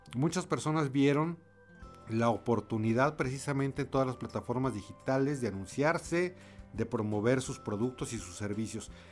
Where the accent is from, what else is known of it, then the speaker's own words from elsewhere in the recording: Mexico; como mexicanos